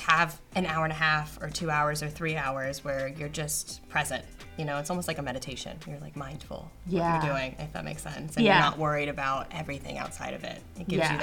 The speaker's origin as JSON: {"language": "English", "town": "Houston", "region": "Texas", "country": "United States", "moved": "yes", "lives_now": "Tampa, United States", "said": "I'm originally from Houston, Texas, and I live in Tampa, Florida now"}